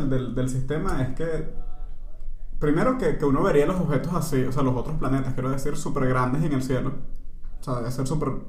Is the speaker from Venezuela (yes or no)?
yes; Venezuela; now in Panama; Es que nosotros somos venezolanos emigrantes, ¿verdad? Que estamos acá en Panamá.